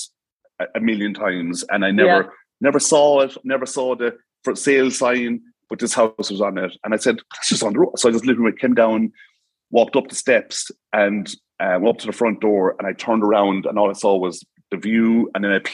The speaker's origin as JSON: {"language": "English", "region": "Tipperary", "country": "Ireland", "moved": "yes", "lives_now": "Cork, Ireland", "said": "I'm from Tipperary, the Midlands."}